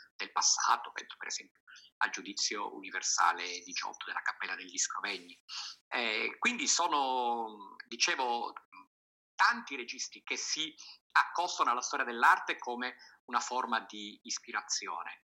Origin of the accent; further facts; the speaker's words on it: Sicily, Italy; la mia terra, la Sicilia